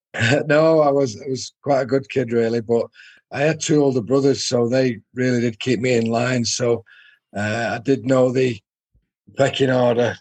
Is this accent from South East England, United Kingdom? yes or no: no; Salford, North West England, United Kingdom; I was born in Salford, and Salford was my club team